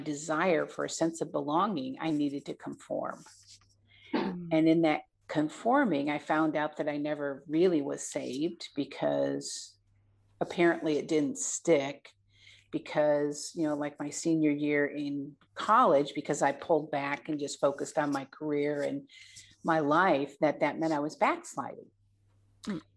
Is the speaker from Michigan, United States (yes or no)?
yes; Michigan, United States; moved away as an adult; also born or lived in Montana; returning back to my home state of Michigan